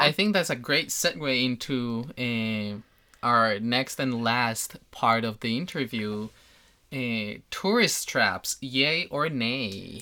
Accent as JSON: {"language": "English", "country": "Colombia", "moved": "yes", "said": "I come from Colombia"}